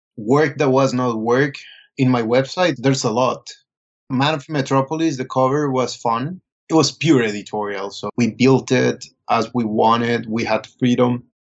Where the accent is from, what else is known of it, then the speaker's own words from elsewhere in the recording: Colombia; moved away as an adult; also born or lived in Bogota; now in New York, United States; I was born and raised in Colombia. I went to school for cinema in Bogota.